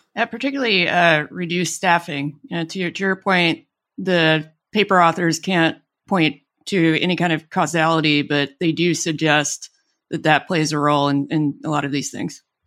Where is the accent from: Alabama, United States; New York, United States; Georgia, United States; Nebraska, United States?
Alabama, United States; born or raised there; moved away